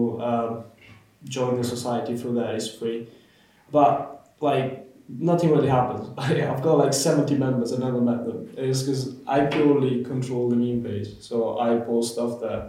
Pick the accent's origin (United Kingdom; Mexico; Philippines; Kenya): United Kingdom; Manchester, North West England; moved away; I'm from Manchester.